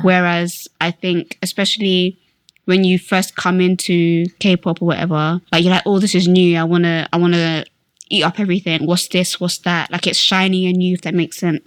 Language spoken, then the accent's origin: English; Slough, South East England, United Kingdom; I'm from Slough